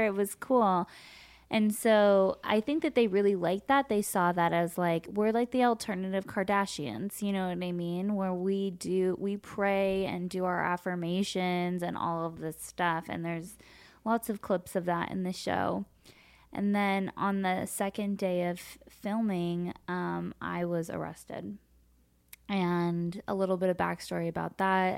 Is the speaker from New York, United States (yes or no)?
no; Los Angeles, California, United States; I grew up here in Los Angeles.